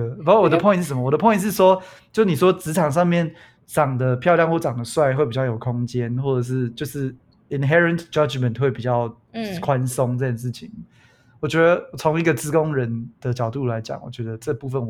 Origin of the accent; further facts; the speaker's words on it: Canada; 身为加拿大人